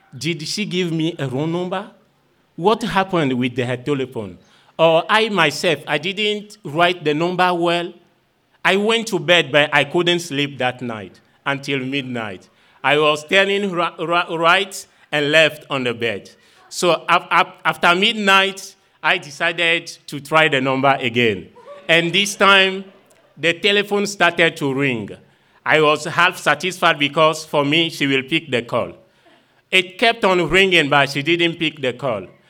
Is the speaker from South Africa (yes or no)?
no; Vogan, Maritime, Togo; I am from Vogan village situated in uh, the south of Togo